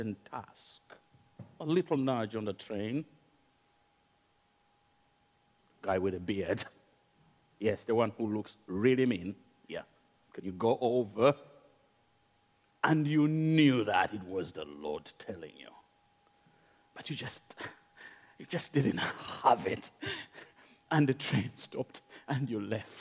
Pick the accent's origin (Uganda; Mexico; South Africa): Uganda; accent: Ugandan; now in United Kingdom; It's Ugandan accent